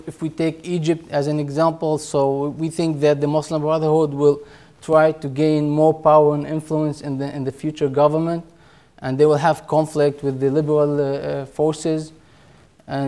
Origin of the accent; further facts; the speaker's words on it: Isfiya, Haifa District, Israel; I was born and raised in this place, in the north of Israel